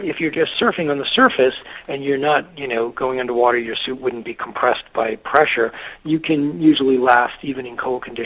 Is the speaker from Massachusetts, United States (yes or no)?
yes; Massachusetts, United States; I grew up in a little textile mill town in Massachusetts